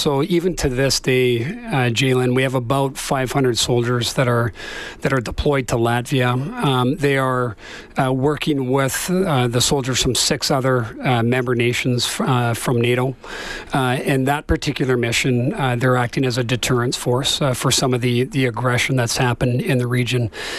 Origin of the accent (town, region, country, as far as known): Canada